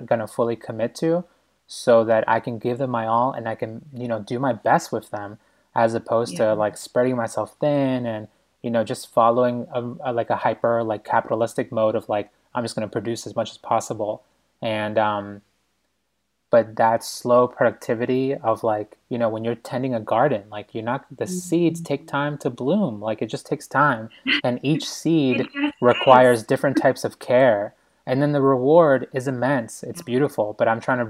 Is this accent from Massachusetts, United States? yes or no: yes; Boston, Massachusetts, United States; moved away as an adult; also born or lived in New York; I'm such a city boy. And I grew up in Boston, and then I, you know, just spent 7 years in New York